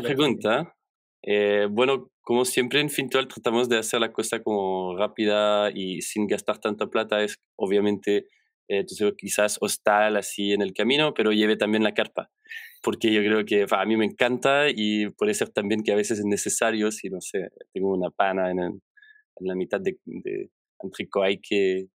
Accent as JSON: {"language": "Spanish", "country": "Belgium", "tie": "born or raised there", "also_born_or_lived": "Chile", "first_language": "French", "second_language": "Spanish", "moved": "as an adult", "lives_now": "Santiago, Chile", "said": "yo vengo de Bélgica, donde trabajé en instituciones más clásicas"}